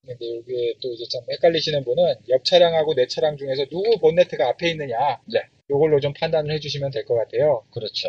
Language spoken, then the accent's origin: Korean; South Korea; 한국에서 태어나서 한국에서 자랐는데